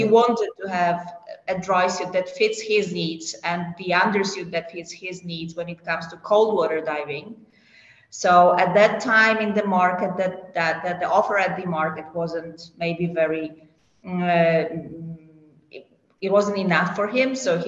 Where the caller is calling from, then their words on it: Poland; I'm joining you from Poland.